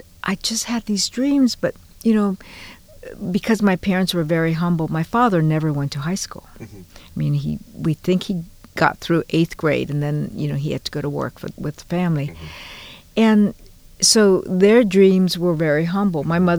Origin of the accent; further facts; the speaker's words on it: Honolulu, Hawaii, United States; moved away as an adult; also born or lived in Fresno, California / Chicago; now in San Francisco, United States; Born and raised in Honolulu.